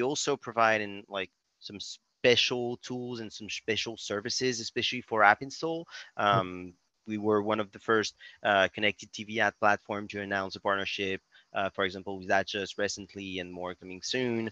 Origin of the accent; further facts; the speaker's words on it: France; accent: French; English is a second language; also born or lived in Berkeley, California; As you may notice by my accent, I'm French. I'm still based in Paris, but now fly a lot in the US